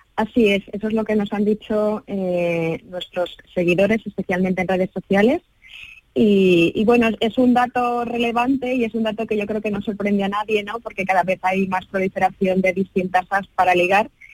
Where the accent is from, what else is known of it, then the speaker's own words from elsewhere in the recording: Spain; nosotros como españoles